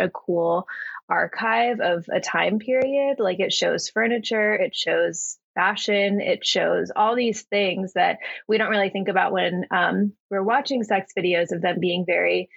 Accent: Texas, United States; I grew up in Texas

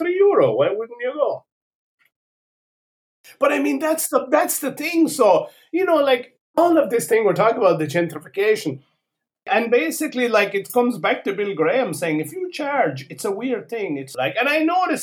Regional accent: Ireland; now in Porto, Portugal; I come from Ireland

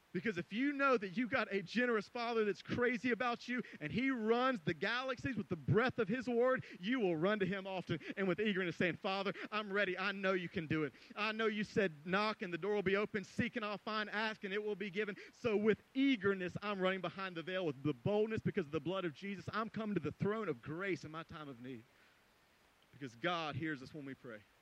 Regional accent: Greenville, South Carolina, United States; moved away; I went to Greenville, uh, my hometown, South Carolina

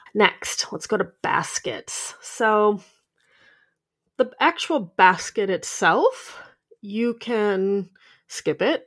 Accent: Minnesota, United States; I'm from Minnesota.

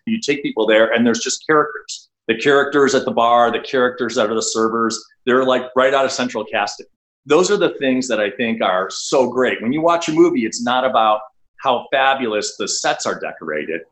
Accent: Pittsburgh, Pennsylvania, United States; moved away; I grew up in Pittsburgh that has a similar blue collar background to Milwaukee

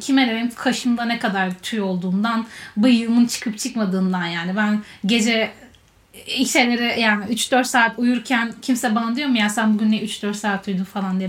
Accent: Istanbul, Turkey; ben İstanbul'da büyüdüm

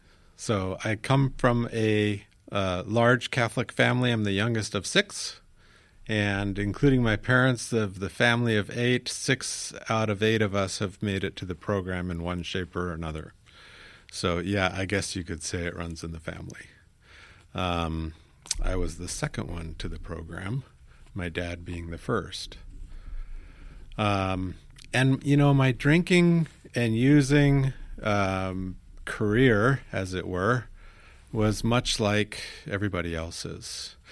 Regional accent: Tokyo, Kanto, Japan; So I grew up in the Far East. My dad was a field sales engineer for an American company. And growing up in, it was actually Far East Asia, Japan is where I grew up. And being blonde-haired in Tokyo in the 60s

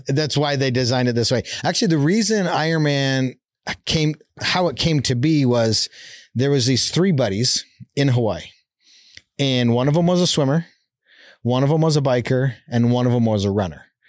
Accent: Calgary, Alberta, Canada; born or raised there; moved away as an adult; now in Utah, United States

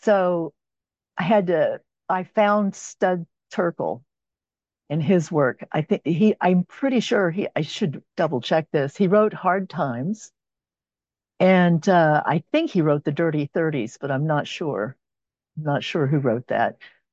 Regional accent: Los Angeles, California, United States; now in Oklahoma, United States; And I'm from Oklahoma, and I've lived here since 1960, I think, is when we moved here. Yeah. And from California, from Southern California. I was originally from

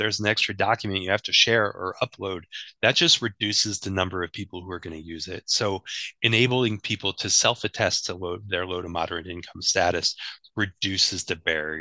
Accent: Indianapolis, Indiana, United States; now in New Jersey, United States; I come from Indianapolis

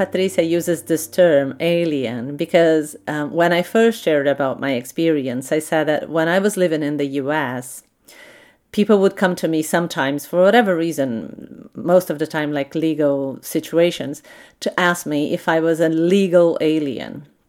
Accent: Switzerland; which part of Switzerland I come from. Wow, isn't that something? But let me start from the beginning. I was born in Switzerland as daughter of a German mother and a Portuguese father.

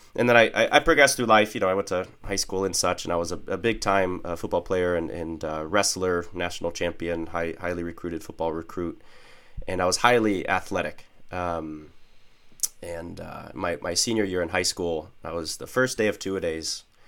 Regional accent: Northeast Ohio, United States; I was raised in Northeast Ohio

